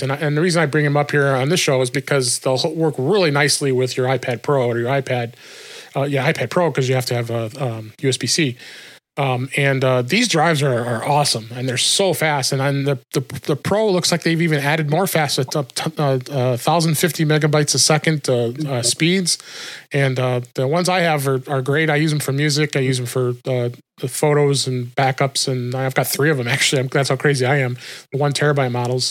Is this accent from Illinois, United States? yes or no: yes; Chicago, Illinois, United States; Shure's in my hometown here in Chicago.